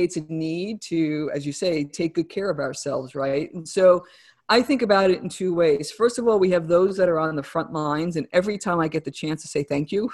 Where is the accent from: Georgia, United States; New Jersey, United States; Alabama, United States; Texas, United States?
New Jersey, United States; accent: New Jersey; my New Jersey accent